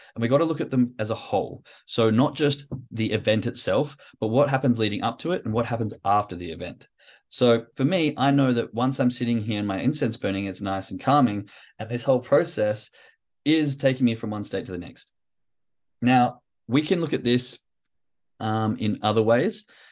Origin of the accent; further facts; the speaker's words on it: Australia; moved away as an adult; now in Germany; growing up in Australia, being from, you know, first world country